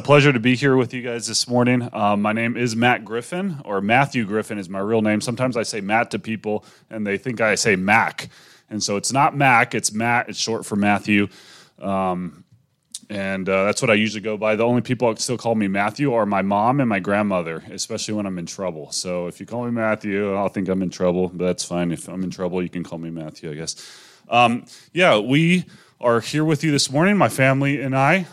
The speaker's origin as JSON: {"language": "English", "area": "near Manchester", "region": "North West England", "country": "United Kingdom", "tie": "born or raised there", "also_born_or_lived": "Wales", "moved": "yes", "said": "I grew up in next to Manchester. I mean, 40 miles from Manchester"}